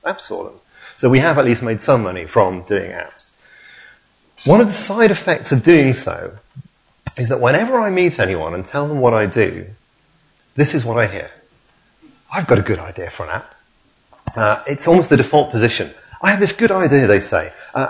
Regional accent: Hull, Yorkshire and the Humber, United Kingdom; now in Leamington Spa, United Kingdom; my hometown football club, Hull City

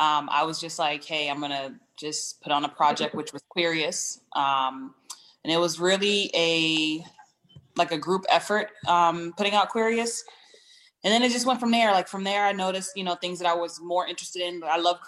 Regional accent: East Coast, United States; also born or lived in Connecticut; So I'm from the East Coast, all over the East Coast, DMV area, Connecticut in particular.

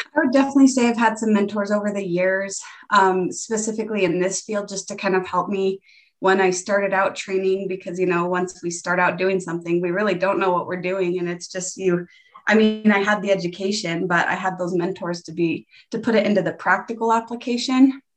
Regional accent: Greeley, Colorado, United States; also born or lived in Severance, Colorado; I was born in Greeley, Colorado, and I currently live in Severance, Colorado, which is like 15 minutes away from my hometown

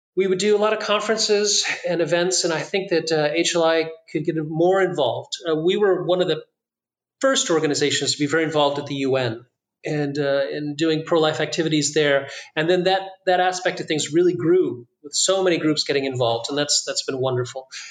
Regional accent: Corpus Christi, Texas, United States; also born or lived in France; I was born in Corpus Christi, Texas, so that's pretty far down in South Texas

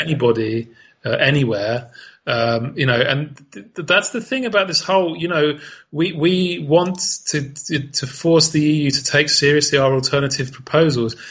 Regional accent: United Kingdom; as a Brit

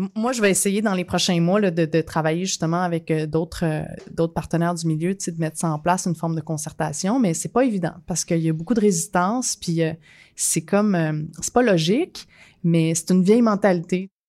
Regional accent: Quebec, Canada

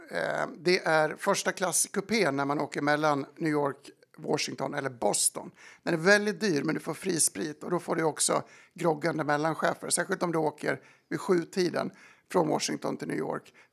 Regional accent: Dalarna County, Sweden; Och bygger upp en otrolig tolerans som man själv saknade, trots att jag är från Dalarna.

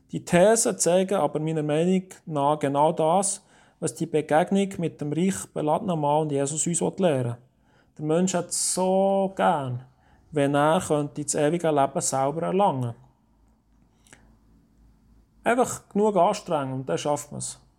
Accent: Oberdiesbach, Bern, Switzerland; In unserem Garten in Oberdiesbach, wo ich aufgewachsen bin, haben wir grosse, majestätisch schöne Tannen.

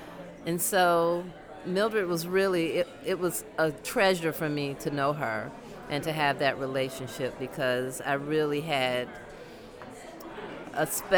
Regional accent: Atlanta, Georgia, United States; I am from Atlanta, Georgia. I am an ATLian. I met Mildred back in 1999 when I moved back to Atlanta, and I moved into Grant Park

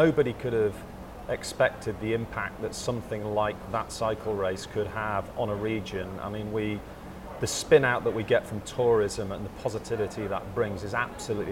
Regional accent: Yorkshire and the Humber, United Kingdom; I'm kind of born and raised in Yorkshire

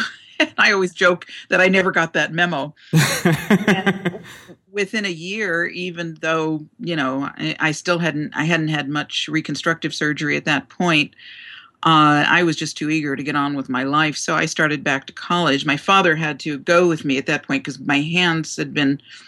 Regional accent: Newark, New Jersey, United States; I was born in Newark, New Jersey.

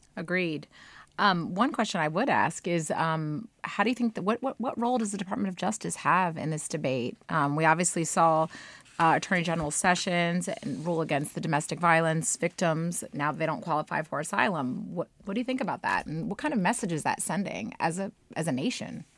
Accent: United States; as an American

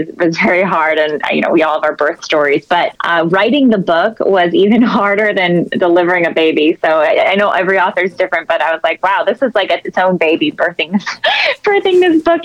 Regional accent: San Jose, California, United States; I'm from San Jose, California, one of eight kids. So grew up in a very pro-life family by nature

